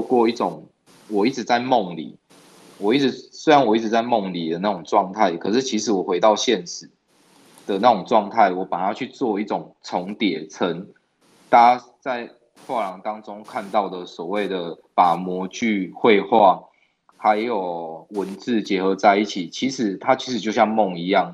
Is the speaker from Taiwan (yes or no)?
yes; Tainan, Taiwan; 我从小一直生活在台南